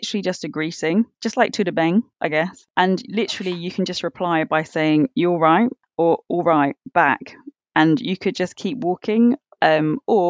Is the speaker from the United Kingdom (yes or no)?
yes; the Midlands, England, United Kingdom; also born or lived in London; I grew up in the Midlands